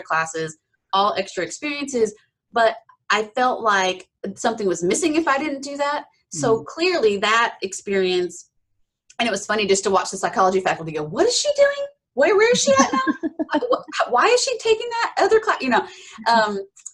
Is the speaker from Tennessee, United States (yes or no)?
yes; Appalachia, East Tennessee, United States; I grew up in East Tennessee, sort of the foothills of the Smoky Mountains, Appalachia.